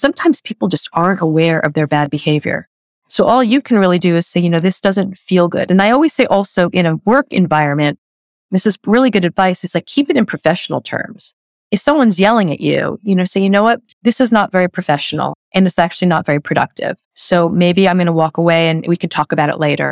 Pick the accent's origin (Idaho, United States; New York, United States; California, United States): New York, United States; New York City; I'm a New Yorker.